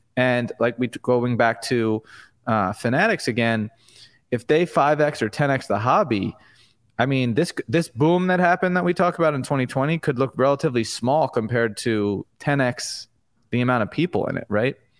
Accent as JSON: {"language": "English", "area": "Long Island", "region": "New York", "country": "United States", "tie": "born or raised there", "said": "I grew up on Long Island in New York"}